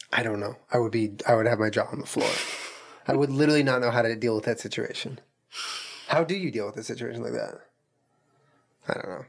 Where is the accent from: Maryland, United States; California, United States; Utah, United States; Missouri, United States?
California, United States; Santa Monica; also born or lived in Culver City; We grew up in like Santa Monica, and I grew up partly in Culver City.